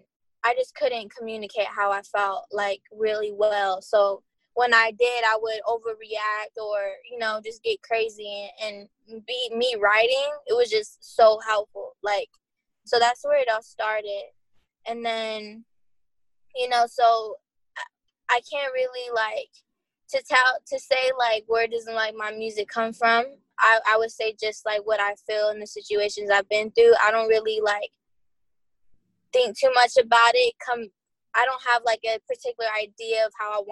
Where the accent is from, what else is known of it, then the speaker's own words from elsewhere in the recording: Coachella, California, United States; I'm from Coachella